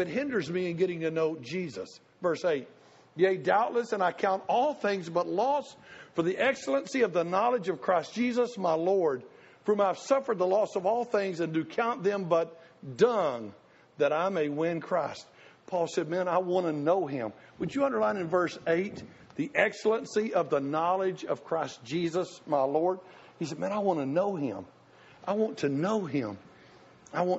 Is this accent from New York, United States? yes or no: no; Tennessee, United States; I was the redneck from Tennessee